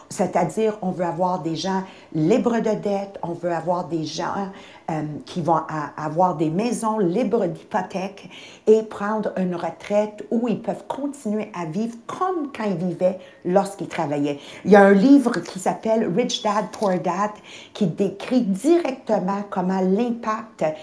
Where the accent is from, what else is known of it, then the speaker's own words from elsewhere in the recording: Quebec, Canada; on vient de différentes parties du Québec, c'est sûr et certain, mais on vient toutes de familles qu'on est issues de pauvreté.